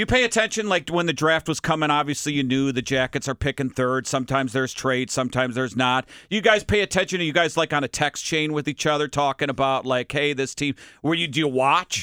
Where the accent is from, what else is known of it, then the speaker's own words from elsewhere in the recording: Minnesota, United States; moved away; I'm from Minnesota